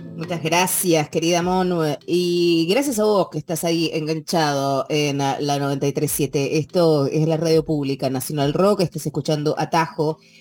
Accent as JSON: {"language": "Spanish", "region": "Mendoza", "country": "Argentina", "tie": "born or raised there", "moved": "yes", "said": "yo nací en Mendoza y me crié"}